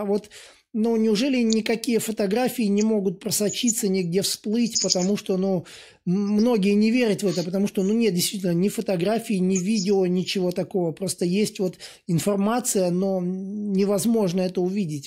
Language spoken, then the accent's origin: Russian; Latvia; И я вырос сам в Латвии, и катался на лыжах